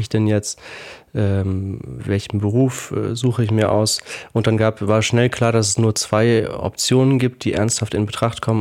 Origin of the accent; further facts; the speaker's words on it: Heidelberg, Baden-Württemberg, Germany; ich bin in Heidelberg aufgewachsen und habe dort Abitur gemacht